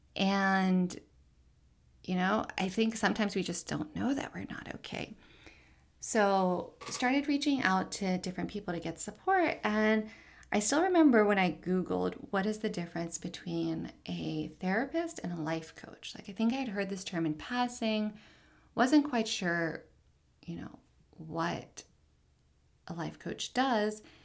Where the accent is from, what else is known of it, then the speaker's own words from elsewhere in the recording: Richmond, Virginia, United States; I am Palestinian American, born and raised in Richmond, Virginia